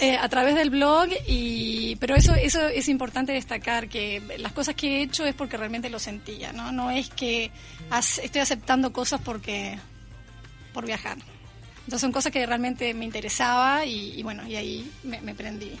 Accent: Uruguay; moved away; soy uruguaya

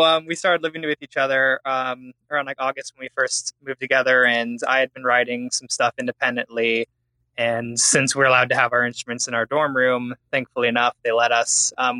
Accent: Fort Wayne, Indiana, United States; moved away; I'm from Fort Wayne, Indiana.

